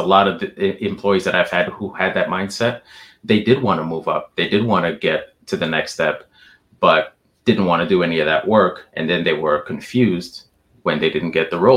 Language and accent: English; New York, United States; I'm from New York